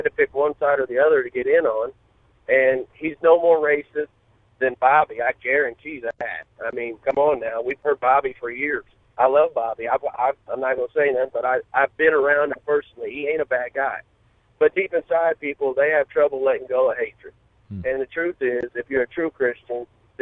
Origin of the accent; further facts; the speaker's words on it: Urbana, Illinois, United States; grew up in Urbana High School, graduated in 95.